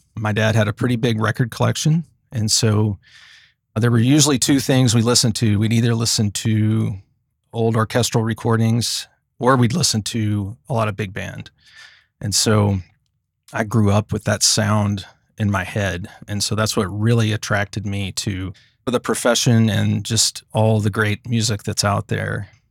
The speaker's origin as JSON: {"language": "English", "town": "Commerce", "region": "Texas", "country": "United States", "tie": "born or raised there", "said": "I grew up in a small town in Texas called Commerce, and Commerce is about seventy miles northeast of Dallas."}